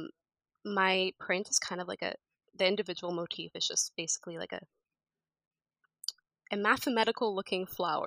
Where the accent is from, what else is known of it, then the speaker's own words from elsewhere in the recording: Canada; also born or lived in United States / Egypt; I've lived in Canada basically all my life